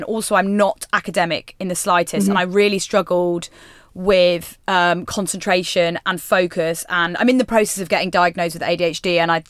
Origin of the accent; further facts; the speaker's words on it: West Midlands, United Kingdom; Yes, so I'm from near sort of like the West Midlands I'm from.